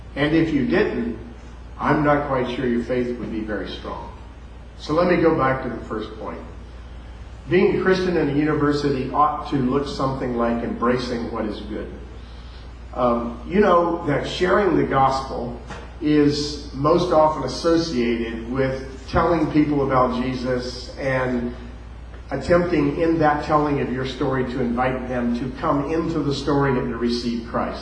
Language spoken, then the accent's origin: English; near West Palm Beach, South Florida, United States; moved away; also born or lived in Louisville, Kentucky; So I was raised in South Florida, right close to West Palm Beach